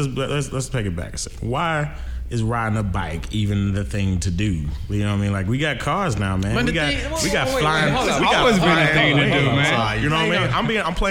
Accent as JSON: {"language": "English", "town": "Cincinnati", "region": "Ohio", "country": "United States", "tie": "born or raised there", "said": "I'm from Cincinnati. I was born in Cincinnati, Ohio."}